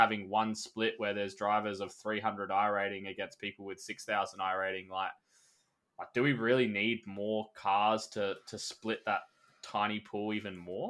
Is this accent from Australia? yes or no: yes; Australia; being an Australian